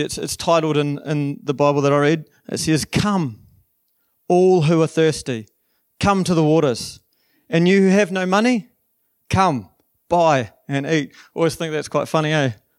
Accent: New Zealand; also born or lived in Waikato; I'm actually from the South Island

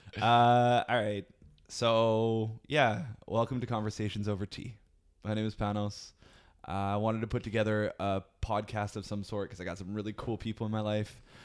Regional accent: Vancouver, British Columbia, Canada; moved away as an adult; now in Ottawa, Canada; I'm from Vancouver originally and, you know, I've, I've moved to Ottawa

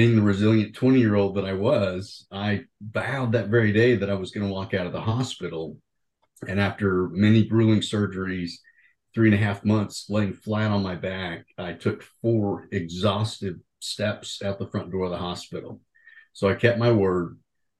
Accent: Oklahoma, United States; I'm originally from Oklahoma

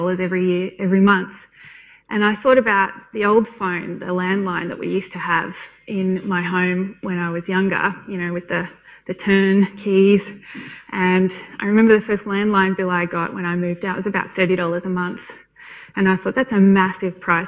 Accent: Canberra, Australian Capital Territory, Australia; I'm from Canberra

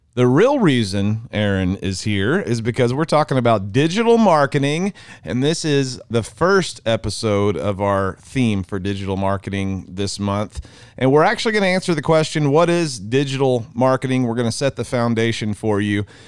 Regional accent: Mineral Wells, United States; We're from Mineral Wells, America

